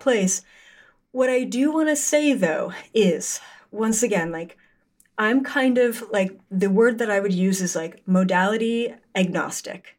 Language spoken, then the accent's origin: English; Canada; I'm Canadian